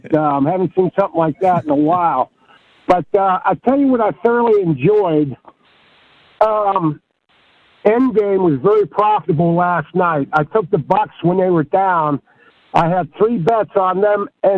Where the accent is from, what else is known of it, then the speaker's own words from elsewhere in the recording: Youngstown, Ohio, United States; I grew up in Youngstown, Ohio